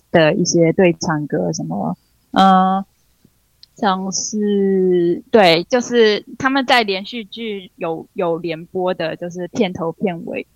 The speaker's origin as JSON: {"language": "Chinese", "region": "New Taipei", "country": "Taiwan", "tie": "born or raised there", "said": "我是在新北长大的"}